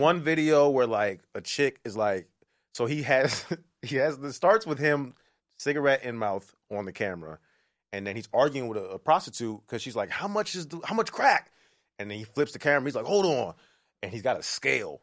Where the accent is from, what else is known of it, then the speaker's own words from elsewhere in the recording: Maryland, United States; moved away; also born or lived in Brooklyn / Toronto; I'm from Maryland. I grew up in Maryland